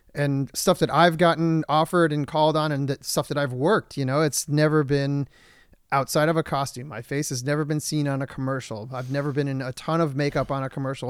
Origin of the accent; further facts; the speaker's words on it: Michigan, United States; now in Los Angeles, United States; I'm from Michigan